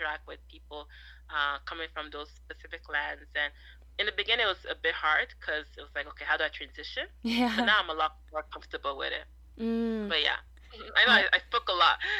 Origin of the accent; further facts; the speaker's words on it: Toronto, Ontario, Canada; also born or lived in Nigeria; Growing up in Toronto, but being from a Nigerian family